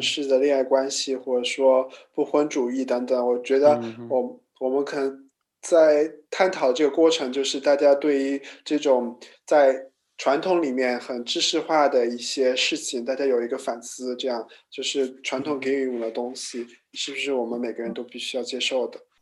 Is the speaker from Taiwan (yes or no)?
no; China; 我们中国人的家庭观就是很重嘛